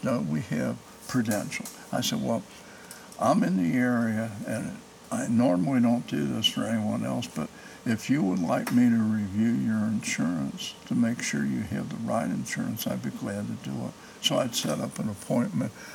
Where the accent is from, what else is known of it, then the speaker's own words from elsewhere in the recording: Cincinnati, Ohio, United States; moved away as an adult; now in Indiana, United States; I grew up in Price Hill on Rutledge Avenue